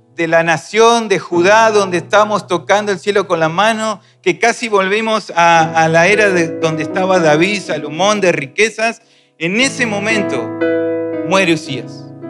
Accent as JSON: {"language": "Spanish", "country": "Argentina"}